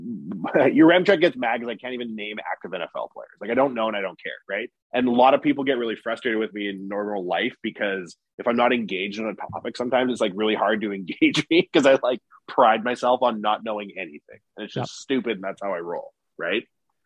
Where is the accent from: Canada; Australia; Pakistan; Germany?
Canada; I'm Canadian to my bones.